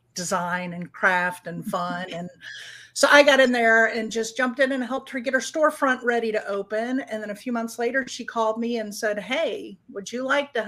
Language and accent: English; Hilton Head, South Carolina, United States; Hilton Head, where I grew up in South Carolina